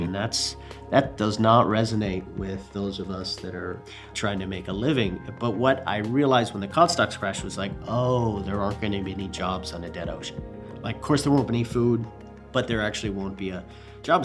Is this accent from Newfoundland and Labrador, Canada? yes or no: yes; Newfoundland and Labrador, Canada; My parents were American, but I was born and raised in Newfoundland, Canada, the little fishing outport